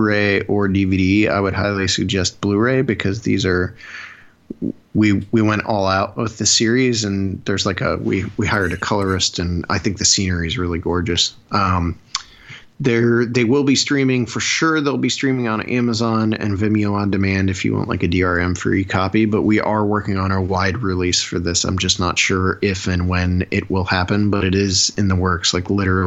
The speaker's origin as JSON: {"language": "English", "region": "Northeast Ohio", "country": "United States", "said": "I'm from Neo. I'm from Northeast Ohio, and we're right on that line."}